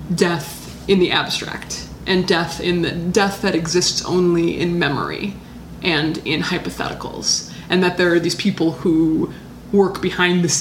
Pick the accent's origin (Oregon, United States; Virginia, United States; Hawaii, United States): Hawaii, United States; I'm from Hawaii, which is kind of America